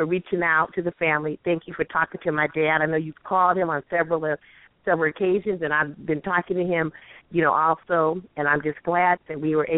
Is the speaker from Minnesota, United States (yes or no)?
no; Paso Robles, California, United States; now in La Quinta, United States; growing up, him and my mom would always take our family from Paso Robles to Texas just about every year